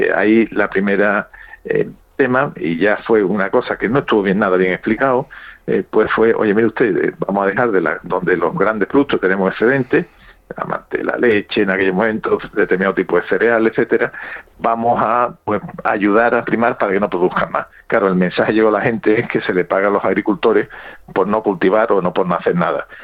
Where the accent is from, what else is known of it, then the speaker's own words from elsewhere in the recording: Spain; para los franceses somos los españoles